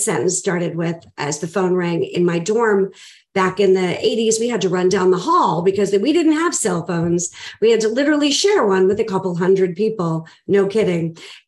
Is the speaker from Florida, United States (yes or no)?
no; Boston, Massachusetts, United States; I am originally from Boston. I was born and raised there, and I know I don't sound like it.